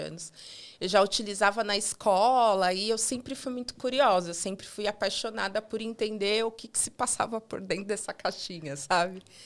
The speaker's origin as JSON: {"language": "Portuguese", "region": "São Paulo", "country": "Brazil", "tie": "born or raised there", "said": "eu sempre morei em São Paulo, sou paulista, paulistana"}